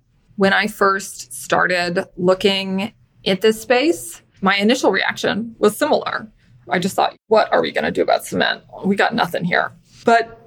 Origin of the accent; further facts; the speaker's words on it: San Francisco Bay Area, California, United States; moved away as an adult; also born or lived in Washington, D.C.; I'm originally from the San Francisco Bay Area